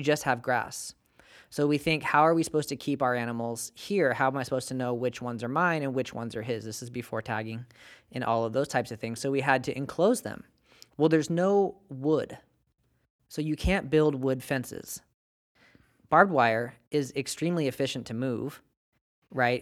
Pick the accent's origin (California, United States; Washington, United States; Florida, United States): California, United States; Bakersfield; moved away; I come from Bakersfield and we have dairy cows